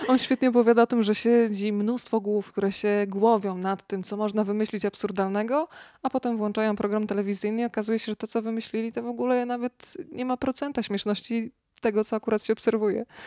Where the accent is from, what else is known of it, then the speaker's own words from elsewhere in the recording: Rzeszów, Subcarpathian Voivodeship, Poland; now in Warsaw, Poland; przyjechałam z Rzeszowa do Warszawy